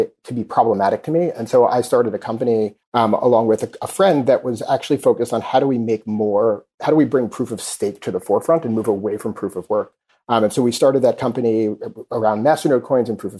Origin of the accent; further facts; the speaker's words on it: New York City, New York, United States; I grew up in Queens and I'm a product of the New York City public school system